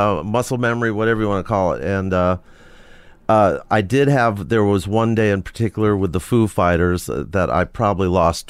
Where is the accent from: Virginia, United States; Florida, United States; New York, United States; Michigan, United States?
New York, United States; Forest Hills; I grew up in Forest Hills, New York.